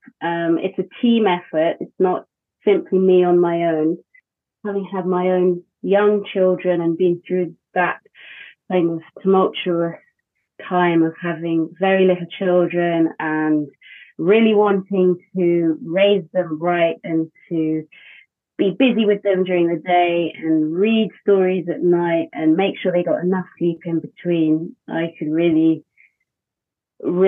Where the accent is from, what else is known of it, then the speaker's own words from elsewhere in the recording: United Kingdom; now in Wales, United Kingdom; I'm British